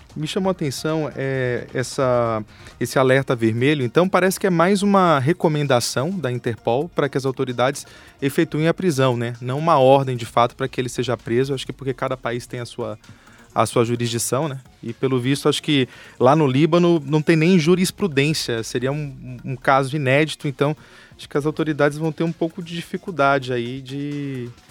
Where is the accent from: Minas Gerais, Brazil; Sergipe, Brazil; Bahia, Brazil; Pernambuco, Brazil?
Bahia, Brazil; moved away as an adult; also born or lived in Rio de Janeiro; now in São Paulo, Brazil; sou da Bahia, moro aqui em São Paulo há 12 anos